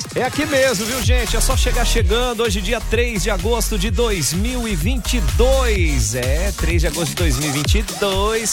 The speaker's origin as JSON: {"language": "Portuguese", "town": "Jaraguá do Sul", "region": "Santa Catarina", "country": "Brazil", "said": "nós que somos aqui de Jaraguá do Sul"}